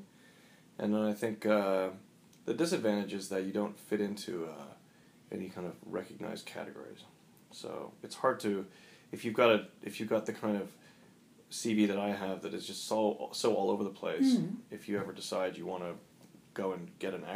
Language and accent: English; South Africa; moved away; I grew up in South Africa, and that's a very strange place.